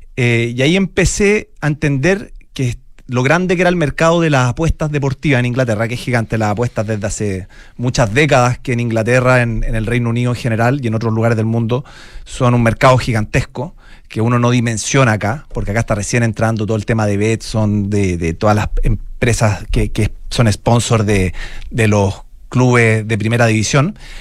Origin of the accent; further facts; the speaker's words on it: Santiago, Santiago Metropolitan Region, Chile; Mi, mamá es valdiviana, yo nací y criado en Santiago